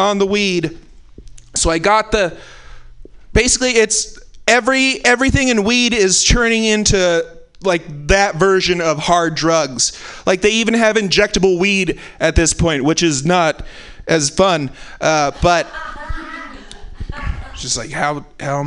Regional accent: California, United States; I'm from California

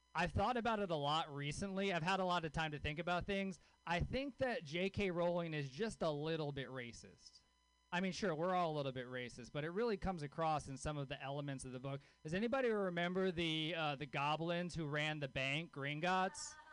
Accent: Louisiana, United States; I grew up in Louisiana. I grew up with a hippie mom in Louisiana.

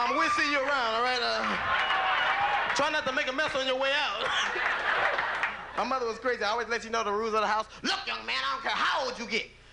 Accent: Los Angeles, California, United States; I grew up in Los Angeles in a gang

